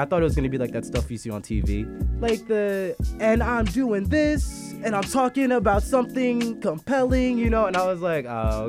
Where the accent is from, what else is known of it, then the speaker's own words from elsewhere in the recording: Philadelphia, Pennsylvania, United States; now in Chicago, United States; I am an artist from Philadelphia, Pennsylvania, currently based in Chicago.